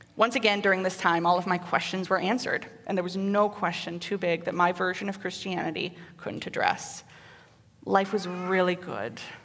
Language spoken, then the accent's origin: English; Waterloo, Iowa, United States; moved away as an adult; also born or lived in Cedar Falls, Iowa / North Dakota; I was born in Cedar Falls and raised in Waterloo and lived there until I left for North Dakota